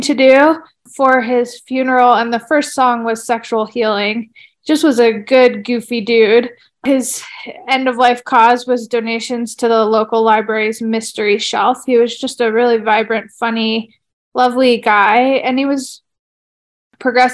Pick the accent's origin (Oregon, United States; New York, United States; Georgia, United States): Oregon, United States; now in Flagstaff, United States; I'm originally from Oregon